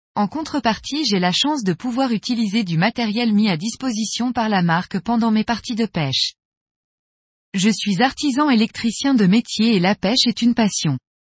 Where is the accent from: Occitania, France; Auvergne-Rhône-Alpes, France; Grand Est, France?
Auvergne-Rhône-Alpes, France; Annecy; moved away as an adult; also born or lived in near Lyon; now in Lyon, France; j'ai grandi à Annecy et habite depuis 10 ans à côté de Lyon